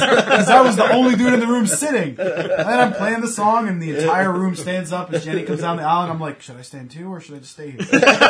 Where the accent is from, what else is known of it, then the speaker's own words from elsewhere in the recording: Canada; So, being Canadian